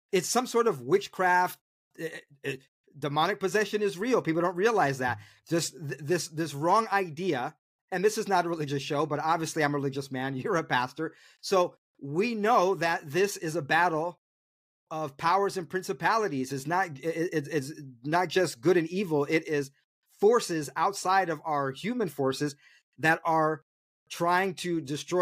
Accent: New York City, New York, United States; I was born in Harlem

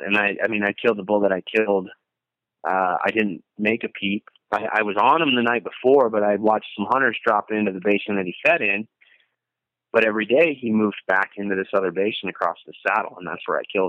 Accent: Blaine, Minnesota, United States; moved away as an adult; now in Bozeman, United States; I moved from Minneapolis, where I grew up, North Minneapolis, in a little suburb called Blaine

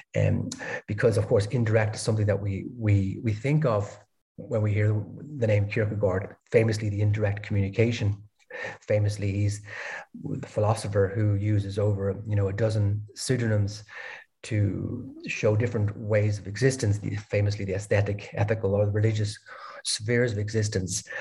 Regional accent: Dublin, Leinster, Ireland; moved away as an adult; also born or lived in Denmark / Berlin, Germany; now in Lisbon, Portugal; I'm originally from Ireland, Dublin

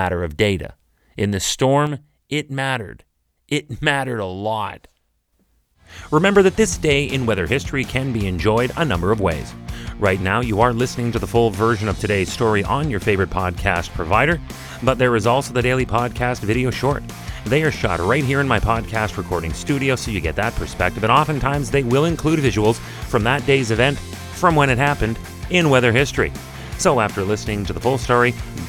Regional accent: Canada

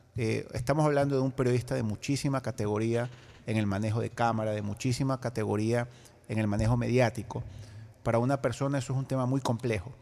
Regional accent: Ecuador; como ciudadano ecuatoriano

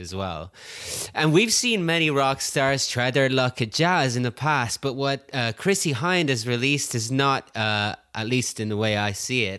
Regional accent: Oranmore, Connacht, Ireland; moved away; I'm back in my hometown of Oramore, Ireland, in the west of Ireland, actually, the west coast.

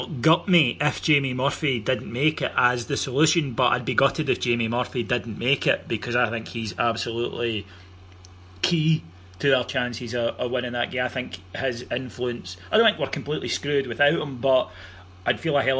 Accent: Cameroon; when I was growing up in Cameroon, I listened to the BBC World Service

